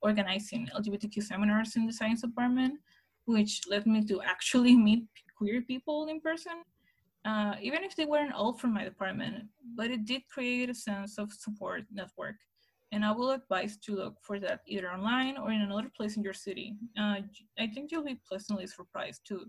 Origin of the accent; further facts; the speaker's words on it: Ensenada, Baja California, Mexico; Ensenada, which is my hometown